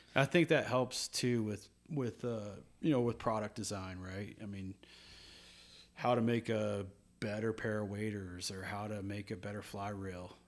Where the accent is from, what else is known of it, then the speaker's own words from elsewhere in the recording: Louisville, Kentucky, United States; moved away; growing up in Kentucky.